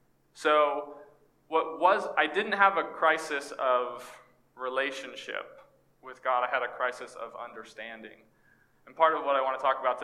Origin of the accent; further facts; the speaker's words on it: East Texas, United States; moved away as an adult; also born or lived in Orlando; growing up in East Texas and in YWAM